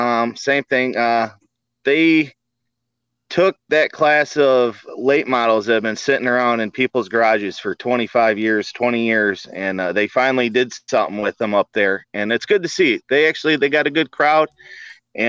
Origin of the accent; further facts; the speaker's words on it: 20 minutes south of Port Huron, Michigan, United States; We're about 20 minutes south of Port Huron, Michigan.